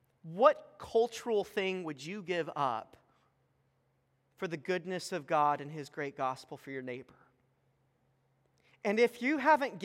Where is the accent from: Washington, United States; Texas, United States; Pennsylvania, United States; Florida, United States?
Texas, United States; moved away; I'm from Texas, we're planting a church